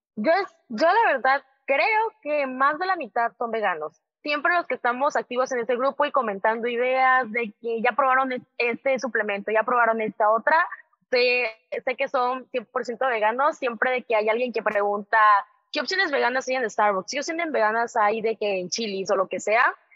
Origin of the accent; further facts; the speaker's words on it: southern Mexico, Mexico; now in Monterrey, Mexico; yo soy